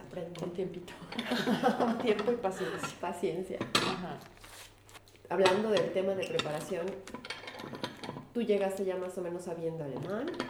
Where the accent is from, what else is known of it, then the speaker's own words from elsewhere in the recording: Puebla, Mexico; moved away as an adult; also born or lived in Mexico City, Mexico; now in Germany; estudiamos juntas toda la primaria hasta la preparatoria en Puebla, en México